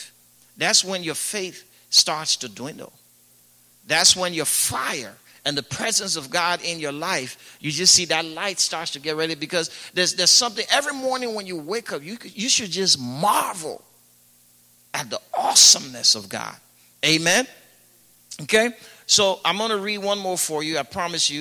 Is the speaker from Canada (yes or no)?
no; Liberia; growing up in Liberia when I first gave my life to Christ